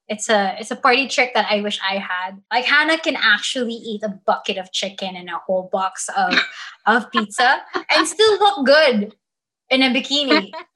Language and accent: English; Dubai, United Arab Emirates; I don't say that I'm from Dubai because there is this misconstrued thing that they're like, oh, you must be super rich